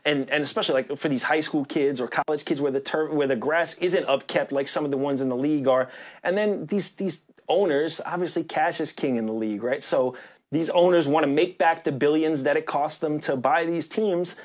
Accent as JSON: {"language": "English", "region": "New York", "country": "United States", "said": "as a New Yorker."}